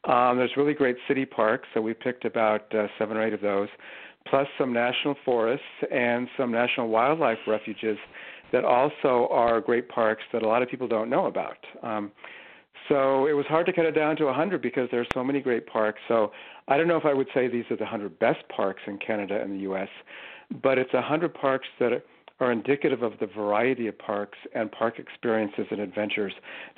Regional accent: California, United States; And growing up in Southern California, we had, I remember, a long road trip up the Pacific Coast to national parks

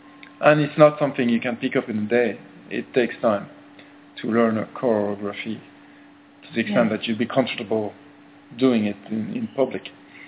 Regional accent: Brittany, France; In France, in Brittany.

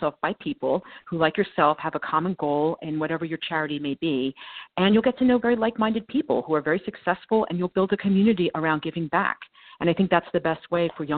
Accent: New Jersey, United States; also born or lived in Manhattan, New York; now in New York City, United States; I grew up in New Jersey. I live in Manhattan now, but I grew up there

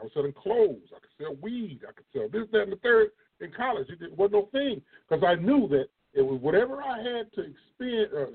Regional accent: East Moline, Illinois, United States; East Mo is where I'm from. I'm from East Moline, Illinois

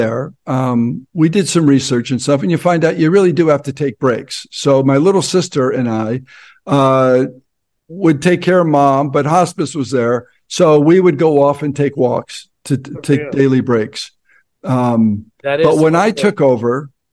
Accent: New Jersey, United States; moved away as an adult; also born or lived in Ohio / Hollywood, California; I'm from Jersey

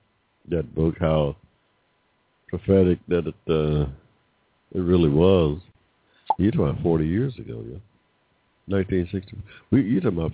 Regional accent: Georgia, United States; born there; I was born here in Georgia in 1945 with no 14th Amendment rights

